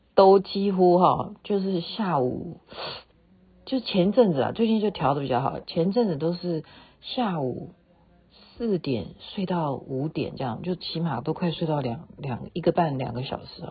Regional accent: Taiwan; now in Seattle, United States; 我们台湾人

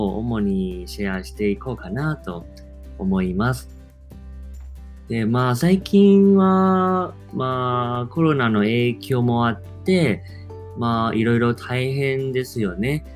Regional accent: Taiwan; Japanese is a second language; now in Japan; 日本語を喋る台湾人男子

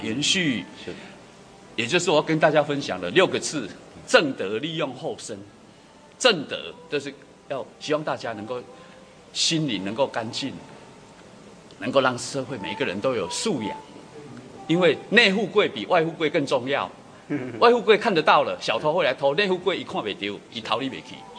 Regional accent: Taiwan; 我们把我们的故乡弄得更好，立足台湾

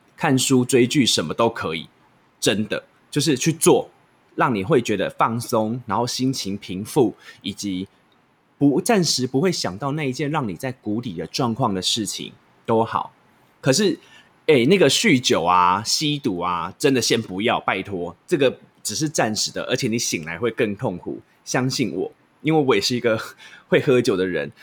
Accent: Taichung, Taiwan; 我是台中人

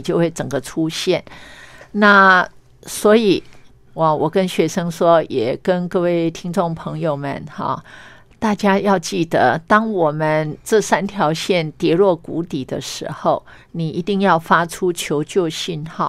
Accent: Meishan, Chiayi County, Taiwan; 他在我们故乡，他有一个衣冠冢。

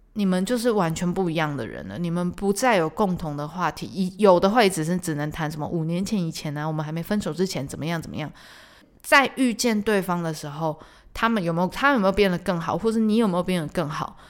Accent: Tainan, Taiwan; 身为台南人的我

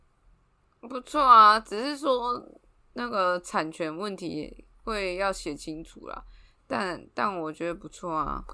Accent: Taiwan; 政治上我是台湾人啊，嗯，嗯，嗯，嗯，中华民国人

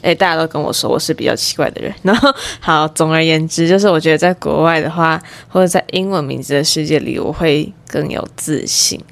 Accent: Taiwan; 但是我毕竟是在台湾环境下长大的

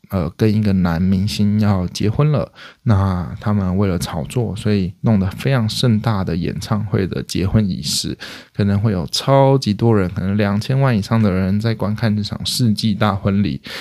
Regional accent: Hualien County, Taiwan; 我是花莲人

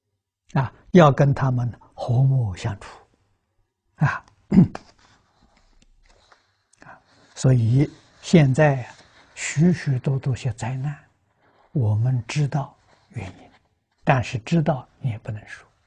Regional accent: China; now in Australia; 我们中国人三天够了，啊，他三天不够，所以以后我就告诉大众，在澳洲要砍树的时候。七天之前通知他

